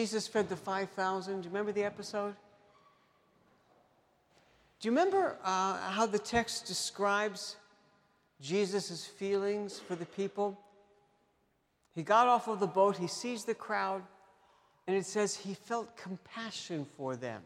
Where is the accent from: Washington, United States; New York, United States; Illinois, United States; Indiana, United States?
New York, United States; New York City; growing up in New York City